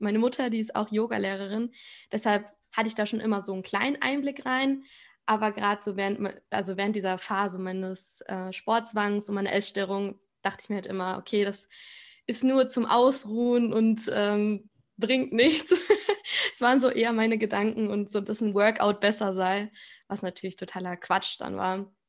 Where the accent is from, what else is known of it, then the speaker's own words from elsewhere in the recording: Spain; ich komme aus Spanien